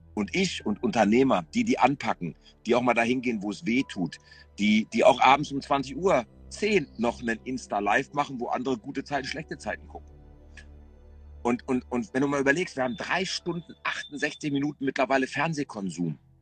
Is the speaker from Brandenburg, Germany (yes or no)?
no; Essen, North Rhine-Westphalia, Germany; als Essener Junge